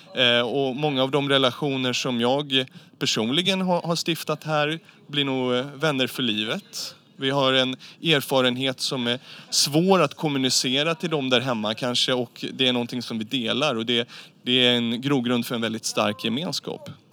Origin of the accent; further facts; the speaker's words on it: Sweden; i vårt eget närområde hemma i Sverige